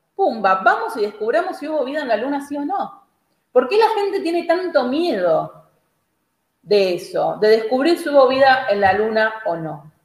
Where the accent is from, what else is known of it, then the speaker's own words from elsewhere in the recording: Argentina; somos los argentinos